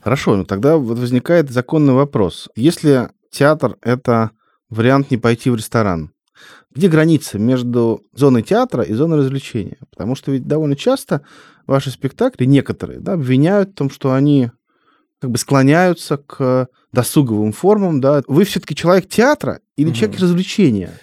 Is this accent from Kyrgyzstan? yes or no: no; Russia; я из России